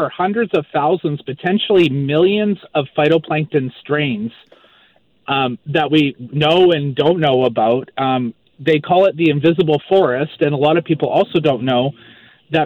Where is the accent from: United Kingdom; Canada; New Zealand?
Canada; Maple Ridge, British Columbia; born or raised there; also born or lived in Vancouver Island; now in Moncton, Canada